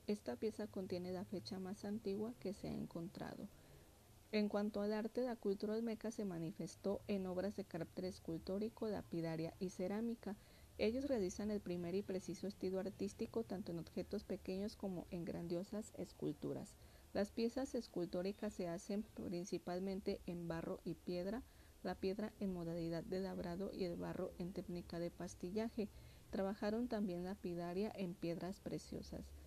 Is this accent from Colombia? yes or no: no; Mexico